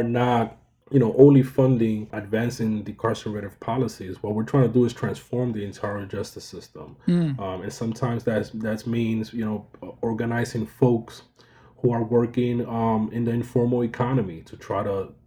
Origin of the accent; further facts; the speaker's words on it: New York City, New York, United States; the community that I grew up in University Heights in the Bronx